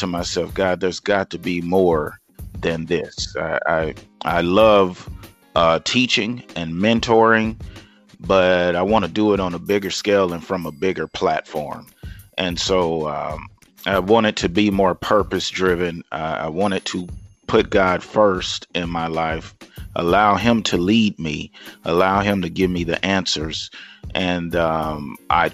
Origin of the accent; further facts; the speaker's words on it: Lufkin, Texas, United States; I am originally from East Texas, Lufkin, Texas